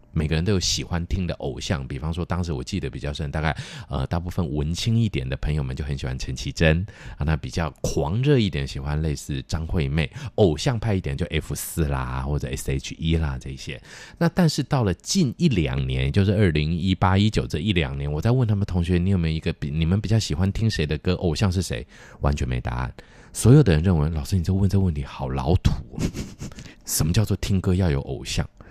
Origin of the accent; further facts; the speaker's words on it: Taiwan; 在学习台语的部分的时候，除了妈妈在家里说的话之外呢，很多时候呢，都是这一些台语的儿歌带给我们的啊